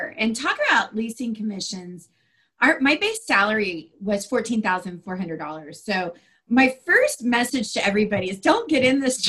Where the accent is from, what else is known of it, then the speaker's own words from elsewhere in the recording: Ohio, United States; moved away as an adult; also born or lived in Texas / South Florida; I grew up in Ohio. I ended up living in South Florida when I was 18